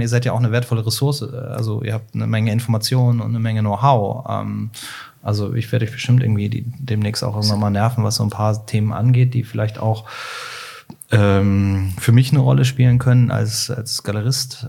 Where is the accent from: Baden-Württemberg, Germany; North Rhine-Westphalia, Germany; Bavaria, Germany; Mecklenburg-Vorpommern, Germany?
North Rhine-Westphalia, Germany; Cologne; formal ich bin Kölner